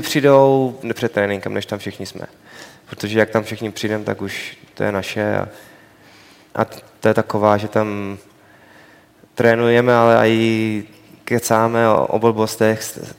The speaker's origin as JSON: {"language": "Czech", "country": "Czechia", "moved": "yes", "said": "já jsem samozřejmě jsem Čech"}